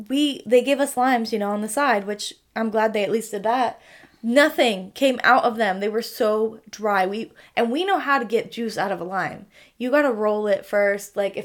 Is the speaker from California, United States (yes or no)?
yes; Sacramento, California, United States; we're from we're from Sacramento